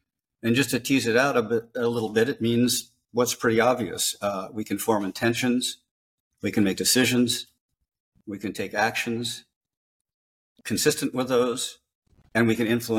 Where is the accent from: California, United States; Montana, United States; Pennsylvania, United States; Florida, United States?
California, United States; Los Angeles; I come from LA. I come from California.